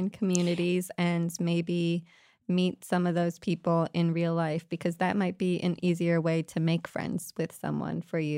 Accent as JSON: {"language": "English", "country": "Canada", "said": "However, I could also receive a degree at home in Canada at a university in a much larger city."}